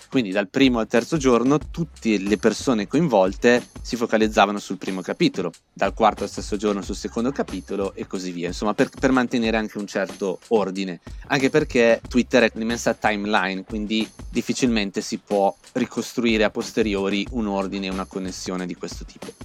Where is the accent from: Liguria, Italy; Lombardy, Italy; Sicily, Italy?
Lombardy, Italy; Val Camonica, province of Brescia; moved away as an adult; also born or lived in Milan; now in New York, United States; Io sono originario della Valle Camonica, in provincia di Brescia